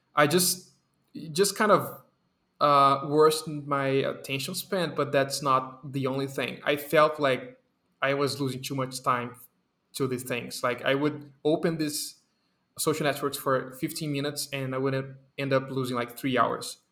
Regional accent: Brazil; English is a second language; my Brazilian people

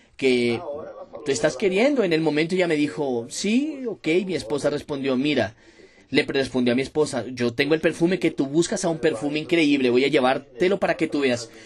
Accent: Ladainha, Minas Gerais, Brazil; Yo soy de Minas Gerais, soy del interior de Minas Gerais, hoy tengo 27 años de edad, nacido y creado en Ladainha, ciudad de Minas Gerais

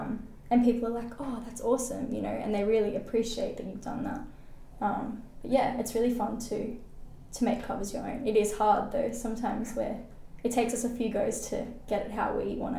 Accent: Australia; Maybe they see that we're Australian as well

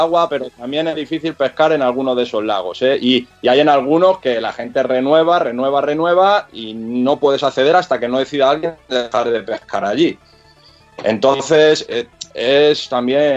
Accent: Madrid, Community of Madrid, Spain; now in Getafe, Spain; yo soy, yo soy de Vallecas, ahora vivo en Getafe, en Madrid, pero, pero soy de, de aquella zona

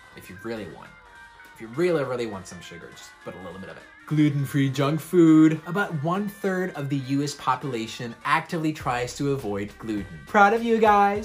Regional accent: Switzerland; I'm from Switzerland

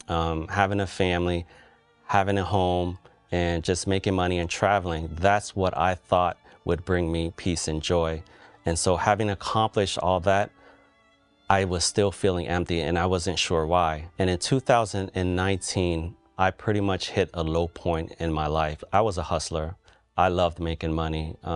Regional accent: Cambodia; now in United States; I'm from Cambodia. My family came here to the U.S. in the early 80s due to the civil war there.

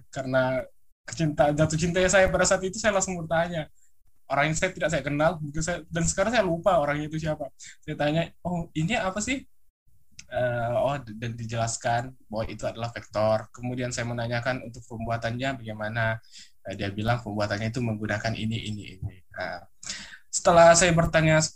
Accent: Tanjung Selor, North Kalimantan, Indonesia; now in Makassar, Indonesia; Saya berasal dari kota Tanjung Selor, Kalimantan Utara. Saya sekarang eh, sebagai mahasiswa di salah satu Universitas Negeri Makassar.

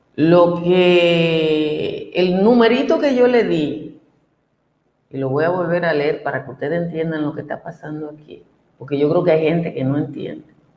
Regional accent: Dominican Republic; en Cotuí, a a mi pueblo

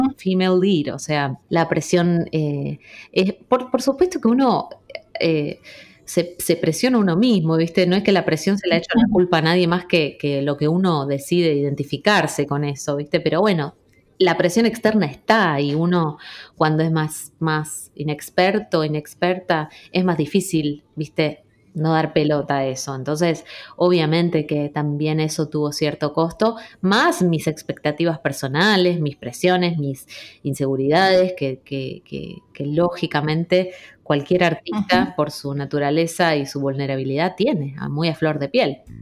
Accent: Rosario, Santa Fe, Argentina; also born or lived in Trelew; Yo nací en Treleu, si bien soy criada en Rosario.

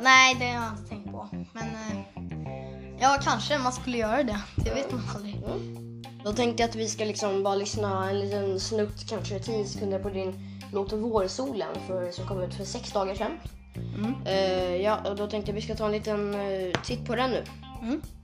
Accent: Stockholm, Stockholm County, Sweden; now in Huddinge, Sweden; jag föddes på sjukhuset i eh, Södermalmssjukhuset. Typ. Mm. I ett sjukhus i Södermalm. Men sen så har jag bott i Aspudden

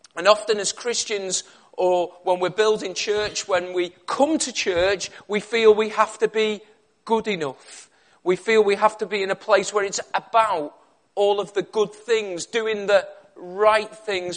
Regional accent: Liverpool, North West England, United Kingdom; moved away as an adult; also born or lived in Cumbria; now in Birmingham, United Kingdom; I was originally from Liverpool

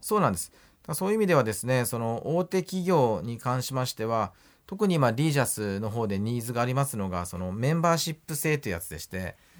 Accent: Oita, Japan; moved away as an adult; 私ね、本当大分で生まれて、生まれ育って、まあ大学に行くまで大分にいました

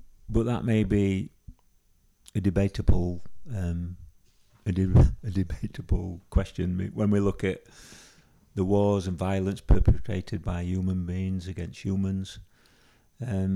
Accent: Yorkshire and the Humber, United Kingdom; where I was growing up. So a lot of the characters are from Yorkshire, because that's where you can tell by my accent.

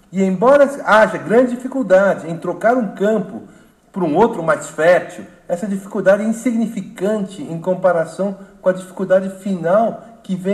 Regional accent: South Korea; moved away; imigrante, eu sou um exemplo da, da imigração. A minha, a minha área, a Coreia do Sul, quando, quando nós saímos da Coreia do Sul em 71, era um país paupérrimo

